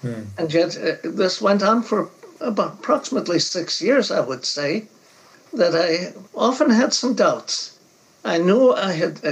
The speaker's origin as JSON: {"language": "English", "country": "United States", "first_language": "English", "said": "I'm from America. English is my normal language"}